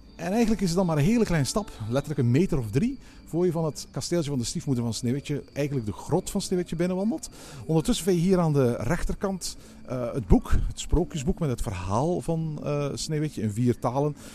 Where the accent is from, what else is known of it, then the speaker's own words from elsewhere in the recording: Flanders, Belgium; bij ons in Vlaanderen